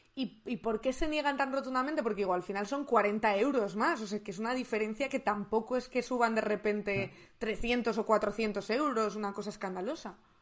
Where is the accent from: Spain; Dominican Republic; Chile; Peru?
Spain; León, Castile and León; yo soy de León